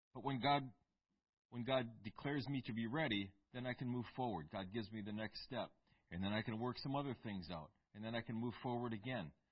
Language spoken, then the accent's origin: English; United States; I'm American